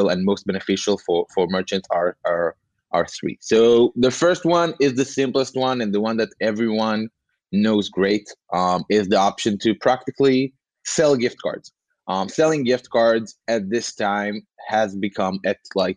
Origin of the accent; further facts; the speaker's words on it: Tel Aviv, Tel Aviv District, Israel; I'm from Tel Aviv in Israel